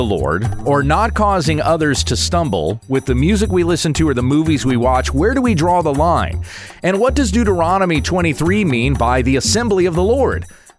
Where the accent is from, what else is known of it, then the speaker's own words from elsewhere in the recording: the South, United States; I grew up in the South, and so it's like you just got to live with the bugs.